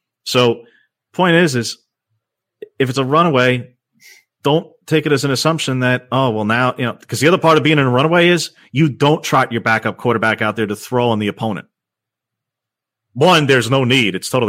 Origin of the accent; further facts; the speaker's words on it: Long Island, New York, United States; I'm from Long Island. I can say that.